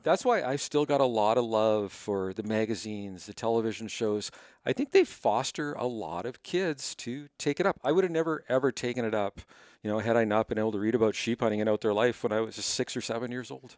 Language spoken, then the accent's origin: English; Winnipeg, Manitoba, Canada; moved away as an adult; now in Cochrane, Canada; I was born in Winnipeg